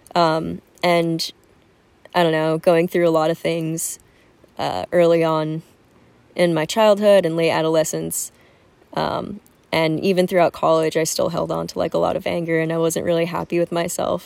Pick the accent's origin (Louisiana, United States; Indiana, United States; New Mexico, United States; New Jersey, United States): New Jersey, United States; moved away as an adult; now in San Diego, United States; I come from Jersey